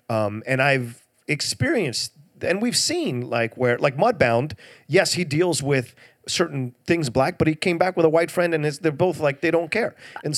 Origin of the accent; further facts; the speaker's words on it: the South, United States; I grew up in the South